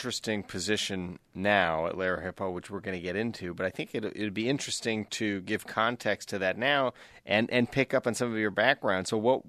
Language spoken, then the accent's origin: English; East Coast Canada, Atlantic Canada, Canada; I'm from East Coast Canada. There's not a lot of crew there.